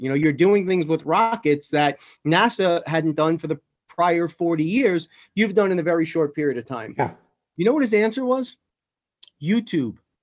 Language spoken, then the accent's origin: English; New York City, New York, United States; Growing up in New York and in, in the city, I was never an outdoors person